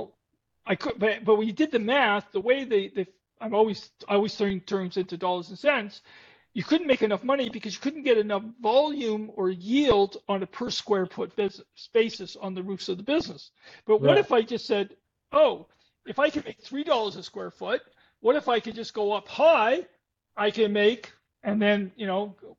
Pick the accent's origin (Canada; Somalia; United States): Canada; I'm a Canadian